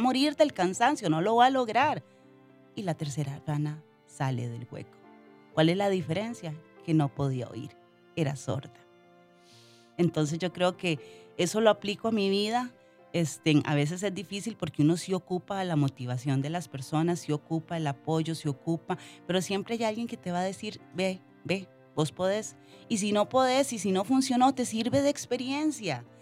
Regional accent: Limón, Costa Rica; yo soy de Limón, muy orgullosamente cedo de las 7. Eh, crecí en una familia humilde

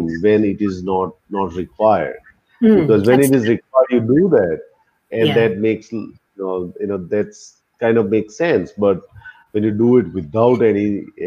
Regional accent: Ahmedabad, Gujarat, India; moved away; I came to Ahmedabad, which is my hometown

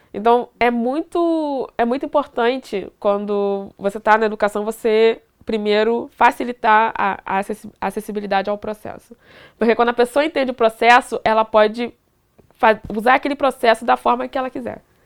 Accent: Duque de Caxias, Rio de Janeiro, Brazil; eu sou de Duque de Caxias, Rio de Janeiro

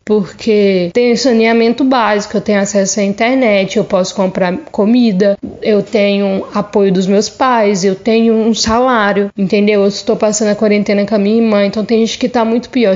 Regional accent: Três Marias, Minas Gerais, Brazil; moved away as an adult; now in Salvador, Brazil; sou mineira, natural de Três Marias, mas atualmente estou morando em Salvador, na Bahia.

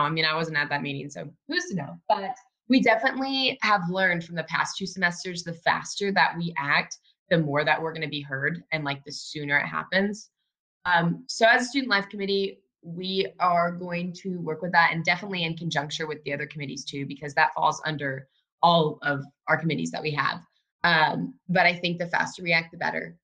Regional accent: Oklahoma, United States; moved away as an adult; now in Washington, D.C., United States; I am originally from a small college town in Oklahoma. I am like a country girl.

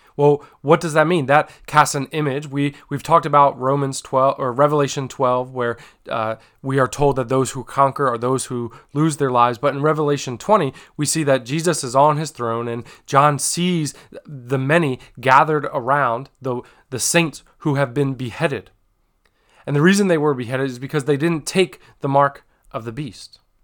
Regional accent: United States; as a church, as the American church, as Hope Christian Fellowship

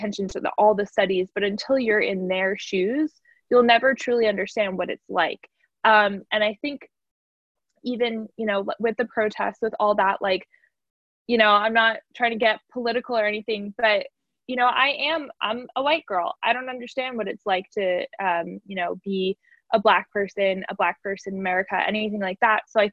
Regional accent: New Jersey, United States; I'm such a Jersey girl

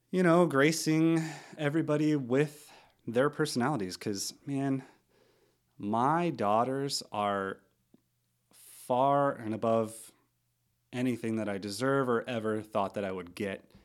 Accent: Missouri, United States; also born or lived in St. Louis, Missouri / Sullivan, Missouri / Stanton, Missouri; now in Oregon, United States; I am from Missouri. Uh, grew up in a couple small towns, Sullivan, Stanton, Missouri, about an hour from St. Louis

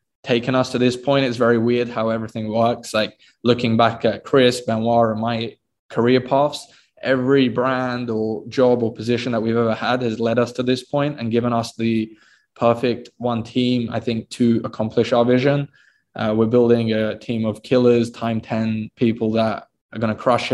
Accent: United Kingdom; I'm actually born in the UK

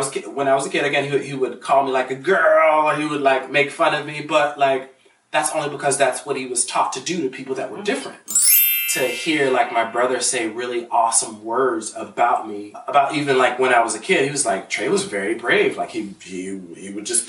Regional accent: Pittsburgh, Pennsylvania, United States; moved away as an adult; now in Los Angeles, United States; I'm from Pittsburgh, Pennsylvania. Very blue collar

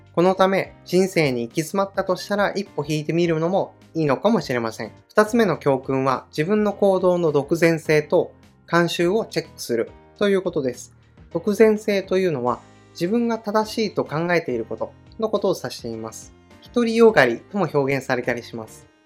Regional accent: Kanto, Japan; also born or lived in Akita Prefecture; 私は生まれは秋田県で育ちは関東なので、夏休みになると秋田県に帰っていたんですね

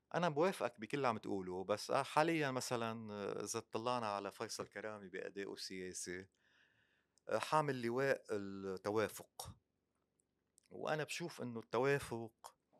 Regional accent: Lebanon; أنا مسلم ومسيحي، وفي جزء فلسطيني، وفي جزء سوري، بس أنا لبناني

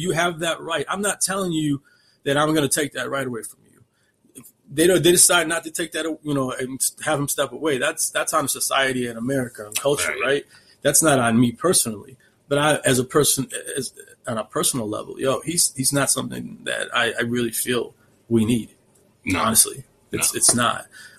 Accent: Chicago, Illinois, United States; I'm from this area. I'm from the Chicagoland area, and I don't rep people like him.

